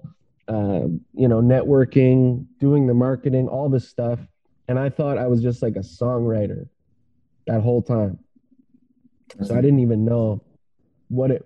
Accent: Ottawa, Ontario, Canada; I was born in Ottawa. I'm in Ottawa now. I live near Ottawa. I've traveled the country twice

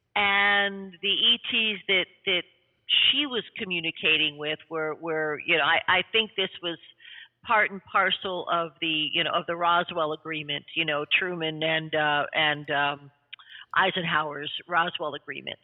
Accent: Canada; also born or lived in New York City

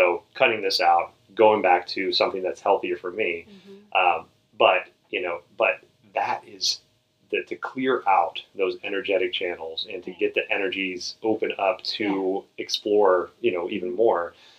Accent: the South, United States; grew up in the South. I'm from the South, and it's like you pile everything on your plate, and then if you don't finish your plate, you're sitting there until you're done

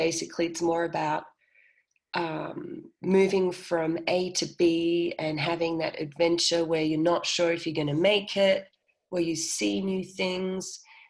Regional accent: Austria; also born or lived in Australia; Well, I mean, because I grew up in Austria and in Australia

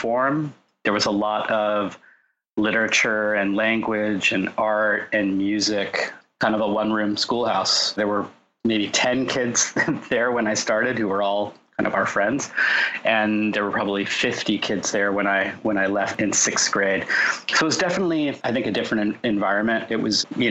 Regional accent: Orange County, Southern California, United States; also born or lived in Los Angeles / San Diego; I grew up in Southern California, in Orange County

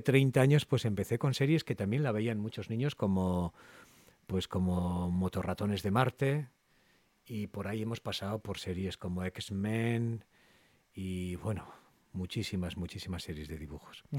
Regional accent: Castro Urdiales, Cantabria, Spain; Yo soy de Castro, de Castro Urdiales

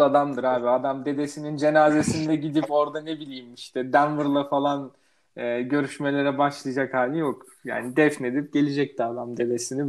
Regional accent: Erzurum, Turkey; ben de Erzurumluyum

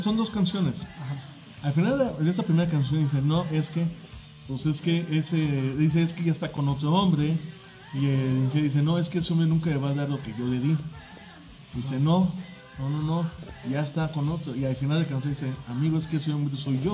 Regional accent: Mexico; nosotros los mexicanos somos una raza que todavía somos fuertes

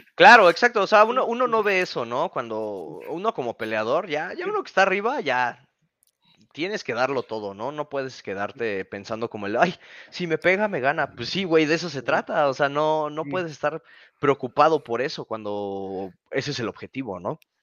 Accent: Mexico; como mexicano.

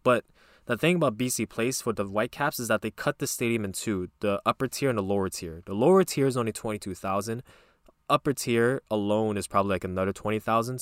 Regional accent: Quebec, Canada; we're from Quebec

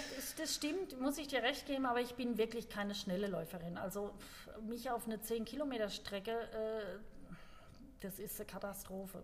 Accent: Germany; bei uns in Deutschland

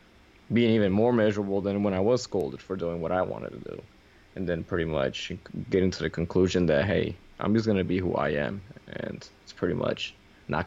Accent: New York City, New York, United States; I was raised in the South Bronx

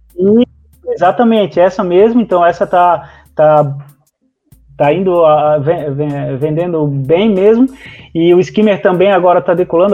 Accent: Santa Catarina, Brazil; eu sou aqui de Santa Catarina

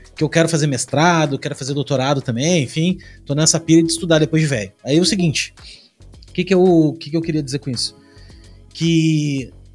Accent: Rio Grande do Sul, Brazil; now in Santa Catarina, Brazil; Eu sou do Rio Grande do Sul, hoje eu moro em Santa Catarina

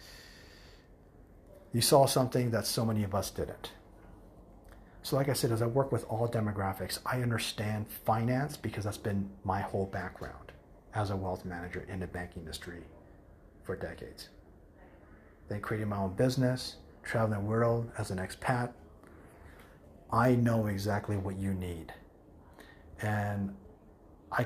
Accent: United States; first language English; moved away as an adult; I was raised in the United States

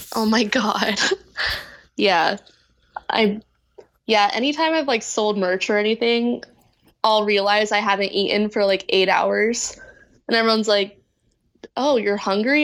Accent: Orange County, California, United States; moved away as an adult; now in Los Angeles, United States; I'm from Orange County, like, my family lives down there in, like, Dana Point area

